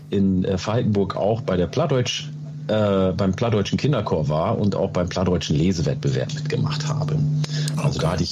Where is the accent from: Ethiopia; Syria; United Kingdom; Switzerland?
Ethiopia; Oromia; first language Oromo; German is a second language; now in Germany; ähm, ich komme aus Oromia, das heißt äh, Afan Oromo, meine erste Sprache, ähm, gibt es auch noch.